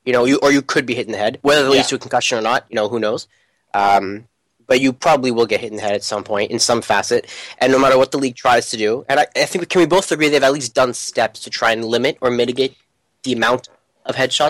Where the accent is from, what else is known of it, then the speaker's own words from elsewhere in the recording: South India, India; I come from the deep south of India, as you can tell by my amazing accent.